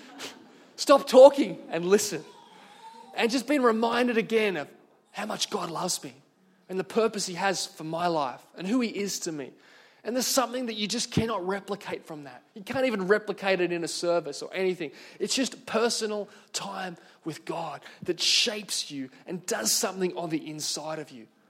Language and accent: English; Singleton, New South Wales, Australia; I grew up in Singleton in the Hunter Valley